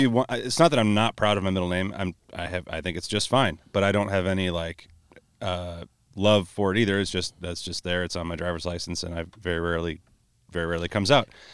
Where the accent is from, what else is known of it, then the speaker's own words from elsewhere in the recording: Buffalo, New York, United States; now in Marion, Iowa, United States; I'm from New York State originally. I learned to drive out there